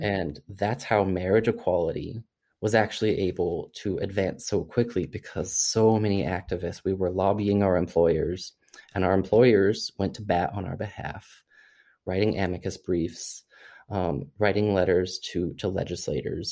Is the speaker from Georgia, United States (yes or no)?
no; Missouri, United States; my experience growing up in Missouri